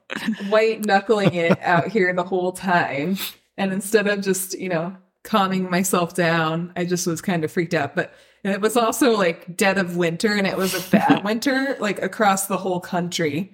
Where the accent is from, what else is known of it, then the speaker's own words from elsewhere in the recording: Athens, New York, United States; moved away; Upstate, a little town called Athens